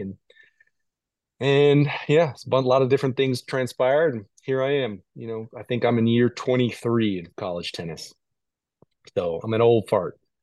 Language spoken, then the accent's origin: English; Chicago, Illinois, United States; moved away; was kinda dabbling in all the sports growing up in Chicago